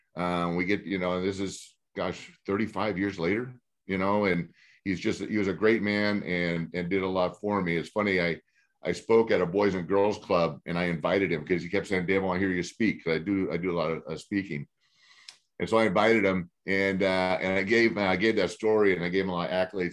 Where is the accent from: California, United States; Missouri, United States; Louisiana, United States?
California, United States; Glendora; I grew up in Glendora.